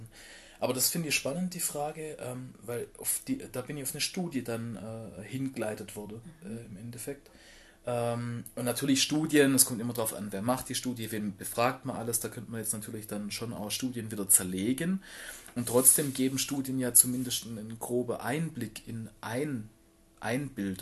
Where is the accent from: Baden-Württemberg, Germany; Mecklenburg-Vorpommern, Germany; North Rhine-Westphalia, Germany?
Baden-Württemberg, Germany; Black Forest; ich bin ähm, auf einem Dorf groß geworden im Schwarzwald.